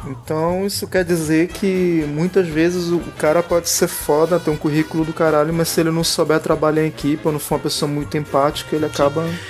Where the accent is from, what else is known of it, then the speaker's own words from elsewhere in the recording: Manaus, Amazonas, Brazil; aqui em Manaus, a gente é de Manaus